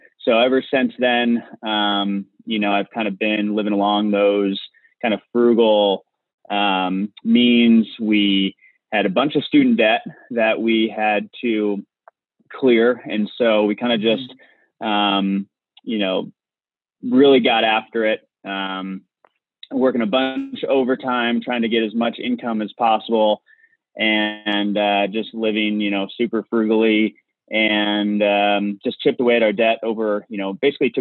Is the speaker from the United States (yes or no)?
yes; Indiana, United States; moved away as an adult; now in Big Sky, Montana, United States; I grew up in Indiana